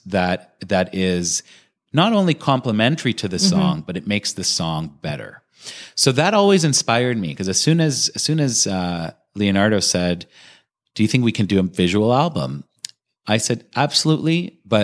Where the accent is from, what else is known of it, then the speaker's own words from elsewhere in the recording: Toronto, Ontario, Canada; here in Toronto, I love what I do, but it is my local. It's my hometown